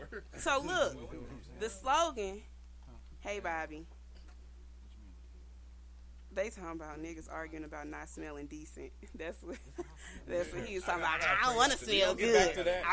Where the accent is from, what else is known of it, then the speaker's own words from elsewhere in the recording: Chicago, Illinois, United States; Yeah, you from New York? I'm from Chicago.